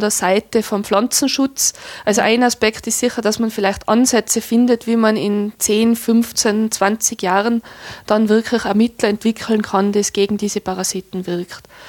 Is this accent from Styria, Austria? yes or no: no; Tyrol, Austria; bei uns in Tirol